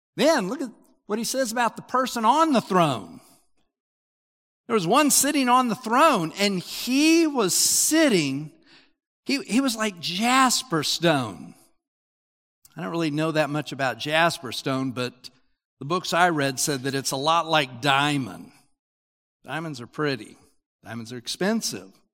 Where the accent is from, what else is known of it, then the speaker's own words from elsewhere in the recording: Utah, United States; I grew up in Utah